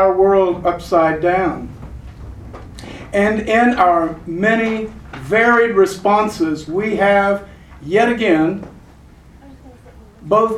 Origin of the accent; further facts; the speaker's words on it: San Antonio, Texas, United States; born or raised there